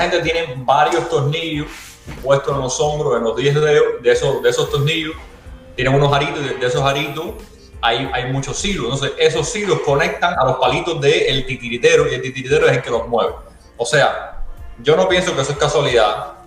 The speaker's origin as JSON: {"language": "Spanish", "region": "Ciego de Ávila", "country": "Cuba", "tie": "born or raised there", "also_born_or_lived": "New York", "moved": "as an adult", "lives_now": "United States", "said": "soy de Ciego Ávila que es de Ciego de Ávila todo el mundo conoce qué cosa es la calle Abraham Delgado"}